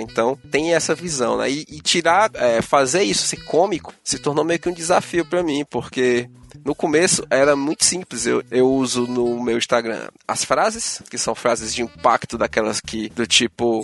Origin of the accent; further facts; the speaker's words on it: Ceará, Brazil; eu sou do Ceará